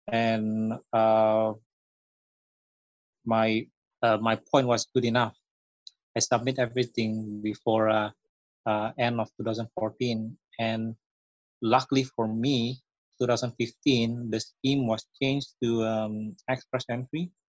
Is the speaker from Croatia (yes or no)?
no; Indonesia; moved away as an adult; also born or lived in Singapore; now in Canada